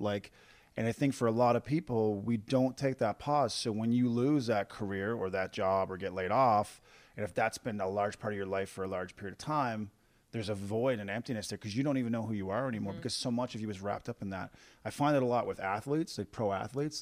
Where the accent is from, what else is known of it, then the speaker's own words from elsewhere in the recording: Corner Brook, Newfoundland and Labrador, Canada; I grew up in Cornerbrook, Newfoundland